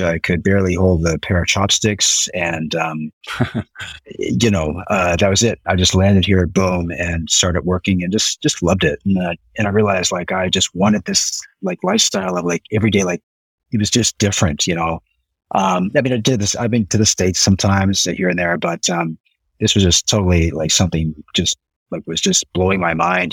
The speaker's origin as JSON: {"language": "English", "region": "Nova Scotia", "country": "Canada", "tie": "born or raised there", "moved": "as an adult", "lives_now": "Osaka, Japan", "said": "was born and raised in Nova Scotia, Canada."}